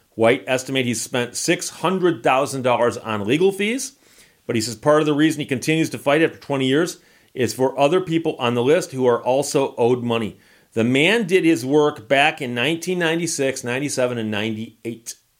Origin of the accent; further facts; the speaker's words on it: Detroit, Michigan, United States; I'm from Detroit